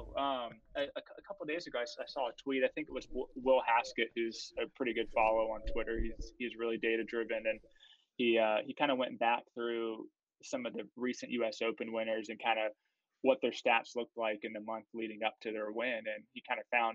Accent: Florida, United States; I'm from Florida

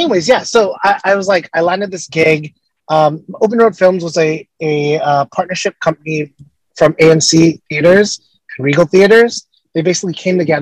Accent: Los Angeles, California, United States; I'm from Los Angeles

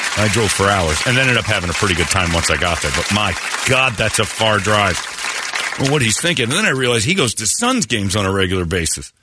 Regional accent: Mormon Arizona, United States; I grew up in Mormon, Arizona here

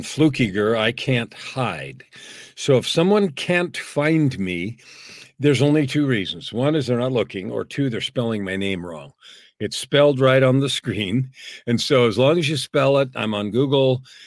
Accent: San Francisco, California, United States; moved away as an adult; now in Canada; I was actually born and raised in the US. I was born in San Francisco and raised in California.

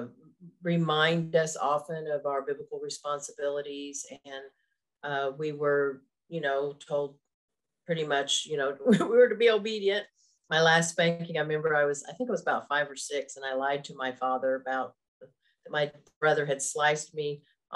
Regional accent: Tulsa, Oklahoma, United States; also born or lived in Oshkosh, Wisconsin; I was born in Wisconsin, Oshkosh, and moved to Oklahoma, where I live now, when I was three

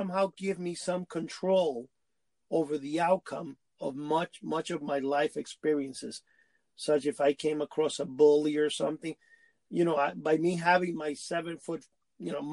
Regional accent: New York City, New York, United States; also born or lived in Cuba; I grew up in Manhattan

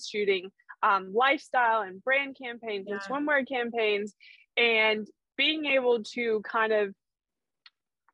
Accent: New Mexico, United States; moved away as an adult; also born or lived in Los Angeles, California / South Africa (family); now in O'ahu, United States; I moved from New Mexico to LA when I was 18

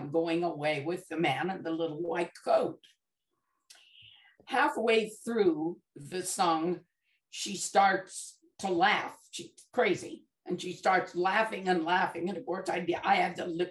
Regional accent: Bountiful, Utah, United States; moved away; we're from Utah, and our church, they have what they call, we lived in a little community called Bountiful

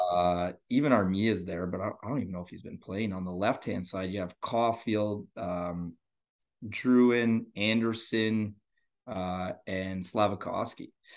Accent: Northern Ontario, Canada; also born or lived in Sudbury, Ontario; I am from Ontario, Canada, Northern Ontario, so north of, uh, Toronto.

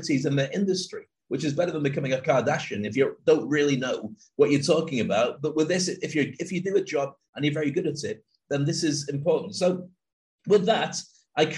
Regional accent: Scotland, United Kingdom; I grew up in Scotland

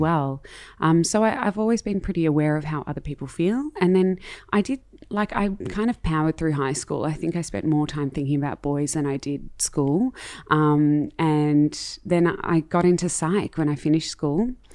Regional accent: Melbourne, Victoria, Australia; I grew up in Melbourne, in Marambina, and I have Dutch parents

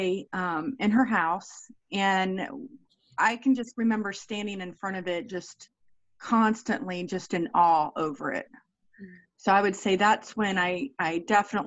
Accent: Brevard County, Florida, United States; I grew up in Brevard County, Florida.

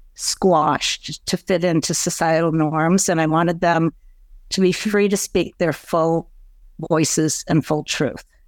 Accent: East Lansing, Michigan, United States; moved away as an adult; also born or lived in Ann Arbor, Michigan; now in Chicago, United States; I was born in East Lansing, Michigan in nineteen sixty

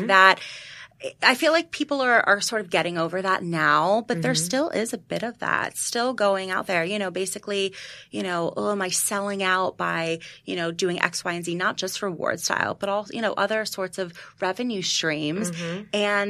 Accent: New York, United States; And I am a New Yorker and I'm busy

